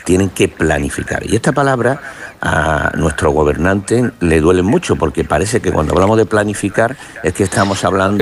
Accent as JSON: {"language": "Spanish", "town": "Málaga", "region": "Andalusia", "country": "Spain", "said": "soy de Málaga"}